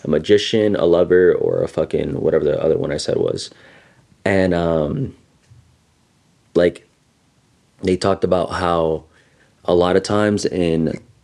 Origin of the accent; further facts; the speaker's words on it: Los Angeles, California, United States; growing up in East LA and like seeing a lot of it, like a lot of gang violence